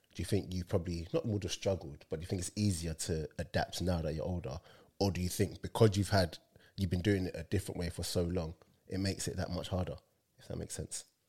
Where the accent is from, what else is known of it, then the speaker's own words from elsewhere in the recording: London, United Kingdom; I'm from London